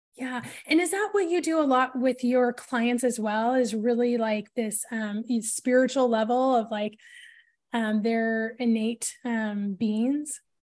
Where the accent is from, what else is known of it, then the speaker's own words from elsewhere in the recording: Portland, Oregon, United States; grew up in the northwest of the U S, and so, um, in the Portland, Oregon area